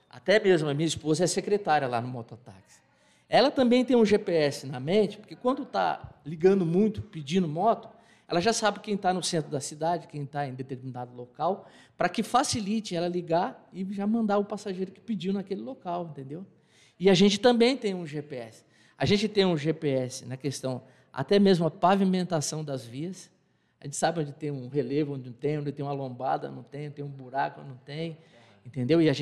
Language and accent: Portuguese; São Paulo, Brazil; now in Assis, Brazil; eu, eu, sou paulistano, eu estou aqui em Assis há 23 anos, entendeu? E os meus irmãos, por, por do destino, lá em São Paulo, dois são taxistas.